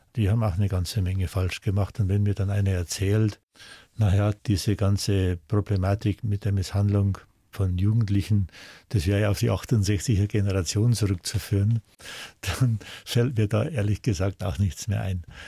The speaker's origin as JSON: {"language": "German", "town": "Arnbruck", "region": "Bavaria", "country": "Germany", "tie": "born or raised there"}